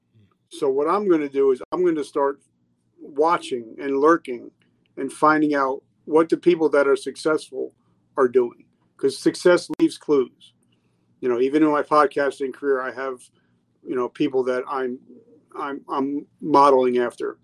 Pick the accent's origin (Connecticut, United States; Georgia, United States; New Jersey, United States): New Jersey, United States; I grew up in New Jersey